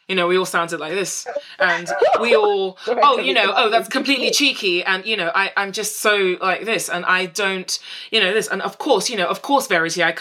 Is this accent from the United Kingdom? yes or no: no; Nigeria; accent: Nigerian; I've only recently decided to stop code switching away from my Nigerian accent.